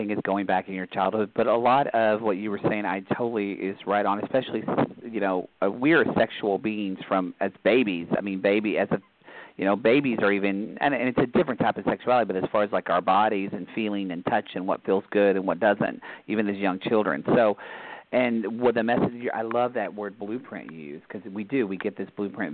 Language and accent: English; Southern Oklahoma, United States; I grew up Catholic in Oklahoma, Southern Oklahoma